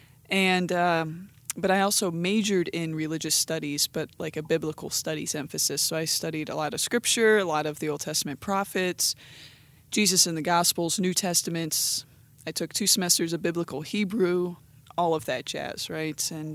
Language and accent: English; Canton, Ohio, United States; Anyways, but I'm from the Canton, Ohio area